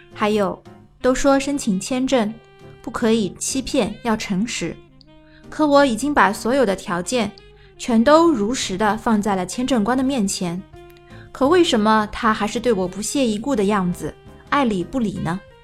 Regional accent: China; 作为中国人，我们都知道

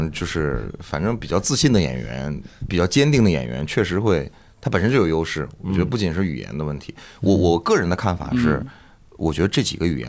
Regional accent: Northeast China, China; 然后嗯，绝大部分时候还是东北人的团队。

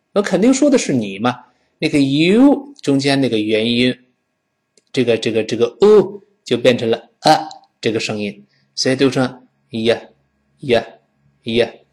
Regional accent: China; 我们中国人嘛

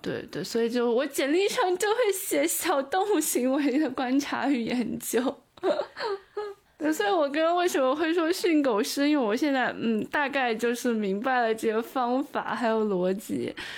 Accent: Taiyuan, Shanxi, China; moved away as an adult; now in Edinburgh, United Kingdom; 我是山西太原人。北方人，中原

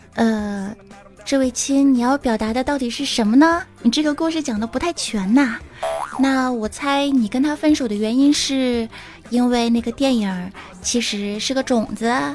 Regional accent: Fujian, China; 我们福建人

